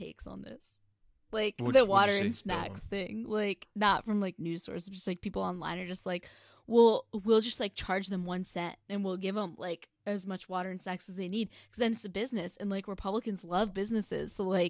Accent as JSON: {"language": "English", "region": "East Coast", "country": "United States", "said": "I'm literally from the East Coast."}